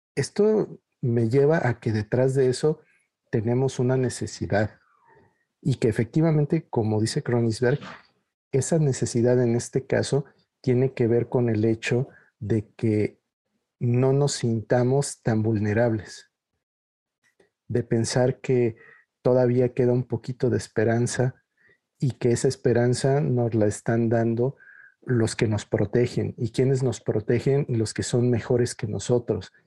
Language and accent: Spanish; Mexico; en México no sabemos aquello de lo que somos capaces de hacer